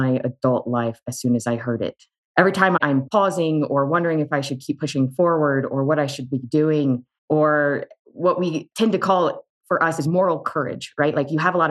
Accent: Charlottesville, Virginia, United States; I grew up in Charlottesville, Virginia.

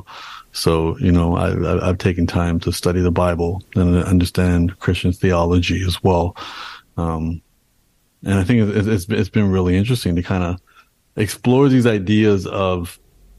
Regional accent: Canada; being born and raised in Canada, my parents came to Canada and then I was born in Canada

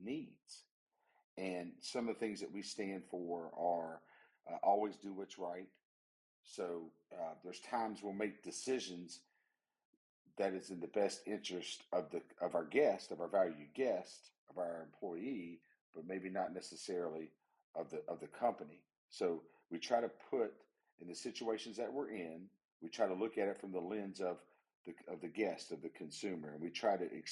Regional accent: West Virginia, United States; the wonderful, beautiful state of West Virginia, my home state.

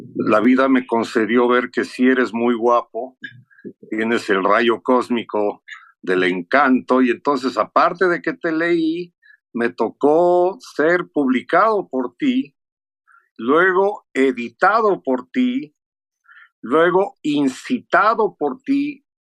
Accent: United States; moved away; also born or lived in Mexico City, Mexico; cómo crecí yo siendo gringo, aprendiendo español en la medida en que ella aprendía

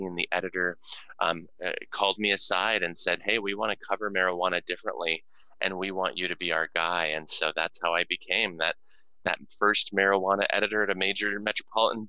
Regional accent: Denver, Colorado, United States; also born or lived in Texas; my hometown

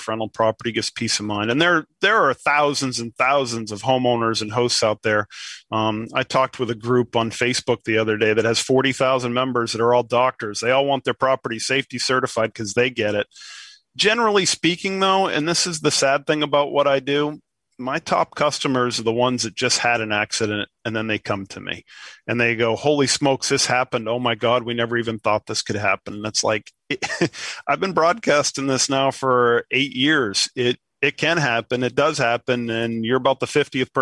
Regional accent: New England, United States; I'm from New England.

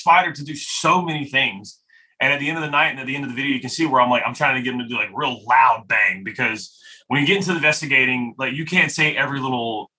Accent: New Bern, North Carolina, United States; New Bern, North Carolina. So East Coast.

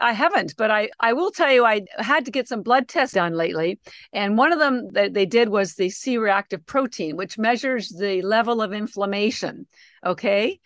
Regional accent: Canada; moved away; I'm actually Canadian, and my younger sister still lives in Canada

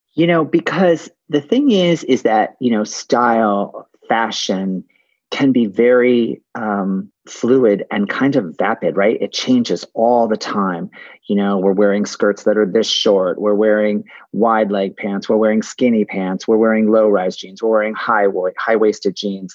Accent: West Hartford, Connecticut, United States; born or raised there

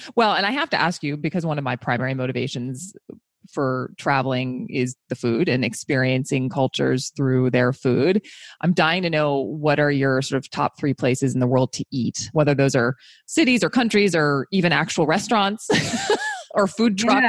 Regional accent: East Coast, United States; moved away; I grew up on the East Coast

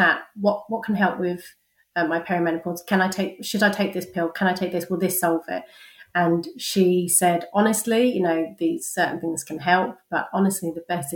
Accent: London, United Kingdom; moved away as an adult; now in Cheltenham, United Kingdom; I was born and bred in London, but I moved to Cheltenham 10 years ago

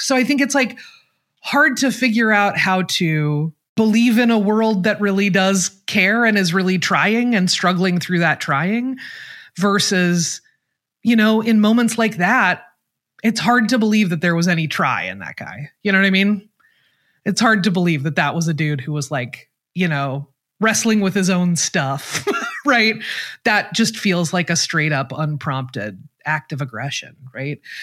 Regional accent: Portland, Oregon, United States; moved away; I am from Portland, Oregon

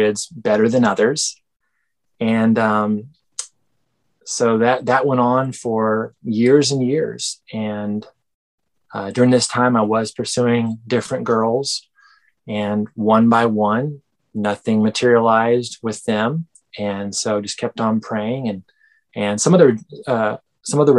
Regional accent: Benbrook, Texas, United States; I am from Benbrook, Texas, which is right next to Fort Worth, there next to Dallas.

